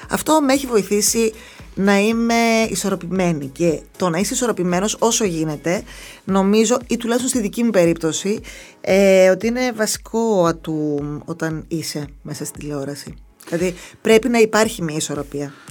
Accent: Thessaloniki, Central Macedonia, Greece; Δεν αισθάνομαι ότι είμαι εδώ 18 χρόνια. Αν μου έλεγε, α πούμε, πότε ήρθα από τη Θεσσαλονίκη, θα σου έλεγα πρόπερση.

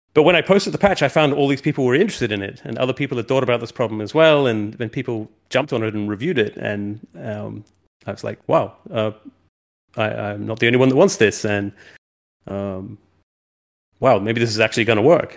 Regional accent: New Zealand; moved away as an adult; also born or lived in London; we moved from London, where I'd been for a long time, uh, uh, back to New Zealand, where I'm from

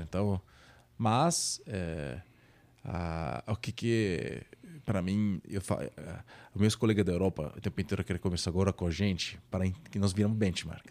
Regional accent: Naples, Campania, Italy; Portuguese is a second language; moved away as an adult; now in São Paulo, Brazil; eu sou italiano, que sou italiano, de Napoli. Na verdade, eu sempre brinco que eu sou carioca da gema de Napoli

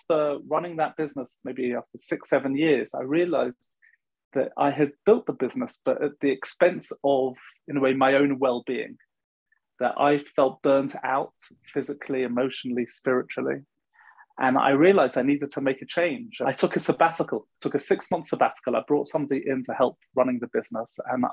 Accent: London, United Kingdom; I grew up in London and I went to university

